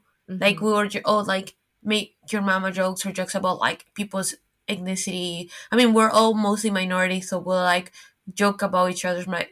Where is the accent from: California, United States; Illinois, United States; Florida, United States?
Florida, United States; Miami; moved away as an adult; also born or lived in New York; now in Paris, France; growing up in Miami